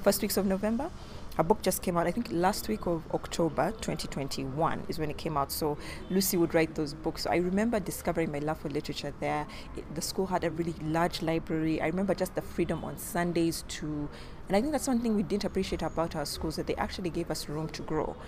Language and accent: English; Uganda; our childhood growing up in Uganda